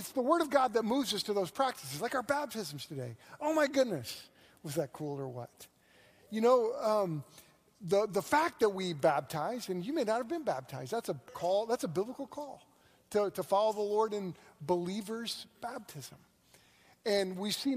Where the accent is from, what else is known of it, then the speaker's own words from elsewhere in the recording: Moore, Oklahoma, United States; also born or lived in Thomas, Oklahoma; I grew up in Moore, which is right next to Norman, so I've been an OU fan my whole life.